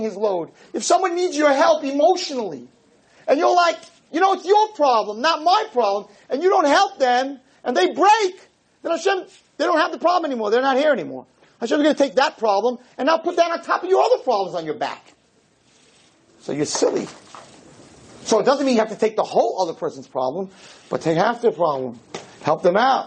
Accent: United States; I'm an American too

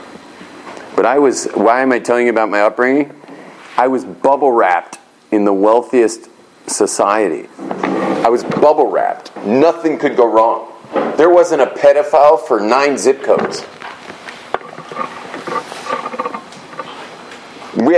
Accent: Los Angeles, California, United States; I grew up in West LA in this super wealthy community

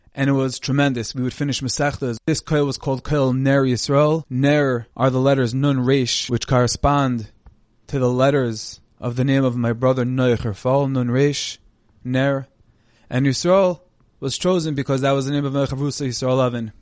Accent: Monsey, New York, United States; moved away as an adult; also born or lived in Jerusalem, Israel; now in Lakewood, United States; I'm originally from Muncie, New York

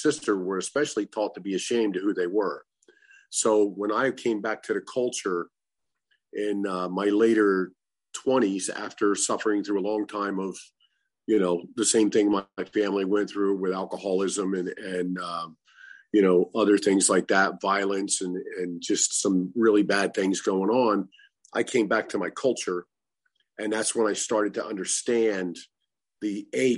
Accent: Delaware, New Jersey, United States; I grew up in a little town called Delaware, New Jersey

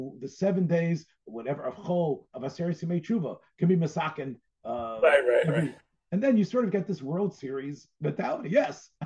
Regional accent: Memphis, Tennessee, United States; I'm from Memphis

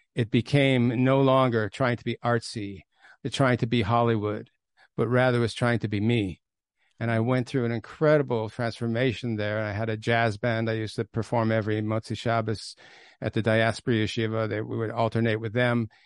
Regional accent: Toronto, Ontario, Canada; I grew up in Toronto, and I came from a very, very unaffiliated background.

